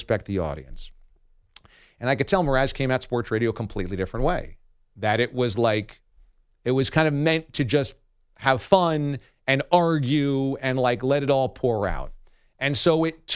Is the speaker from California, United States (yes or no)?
no; New York, United States; also born or lived in Boston; I'm from New York. My family is here.